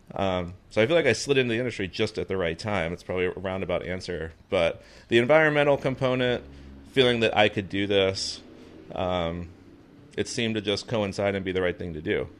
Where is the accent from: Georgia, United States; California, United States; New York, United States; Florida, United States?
Florida, United States; Fort Lauderdale; moved away; also born or lived in North Carolina; growing up in Florida, actually, we had the Everglades just down the street, the beach on the other side, the Keys to the south